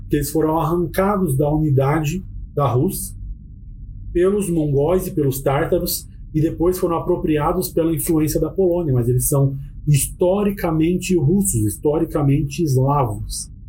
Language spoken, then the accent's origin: Portuguese; Brazil